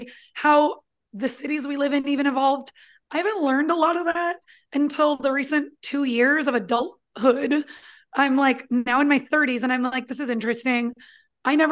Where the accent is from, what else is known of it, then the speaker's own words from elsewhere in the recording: Los Banos, California, United States; I grew up in a town called Los Baños